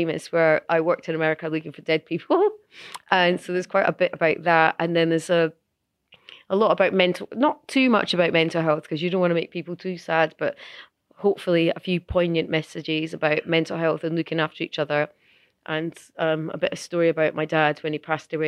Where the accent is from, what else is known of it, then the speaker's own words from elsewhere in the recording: Edinburgh, Scotland, United Kingdom; growing up in Edinburgh, growing up in Scotland